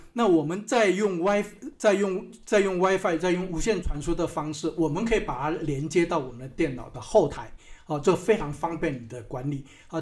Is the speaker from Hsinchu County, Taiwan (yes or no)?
yes; Hsinchu County, Taiwan; moved away as an adult; also born or lived in Canada / Shanghai, China; 我是在新竹哈，在新竹的乡下出生的